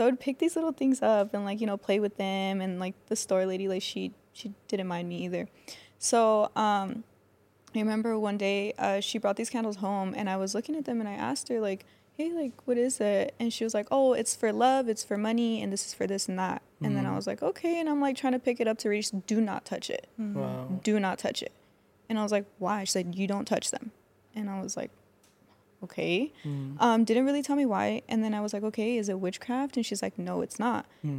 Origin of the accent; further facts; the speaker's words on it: Fontana, California, United States; So I was born and raised in Fontana. I moved around a lot, like, as a kid, because my parents were separated.